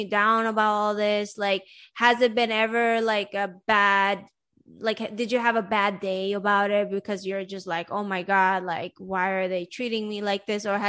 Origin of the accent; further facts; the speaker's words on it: Sweden; now in United States; I grew up in Sweden